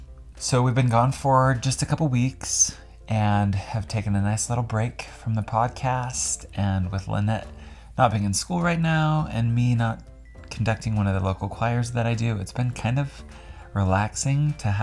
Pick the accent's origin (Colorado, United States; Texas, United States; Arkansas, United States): Colorado, United States; moved away as an adult; now in Utah, United States; So we live in Utah, in the Salt Lake area, a little south of there. And I am originally from Colorado.